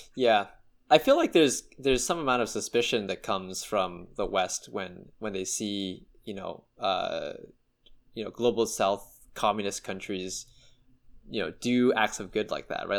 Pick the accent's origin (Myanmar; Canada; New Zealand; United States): Canada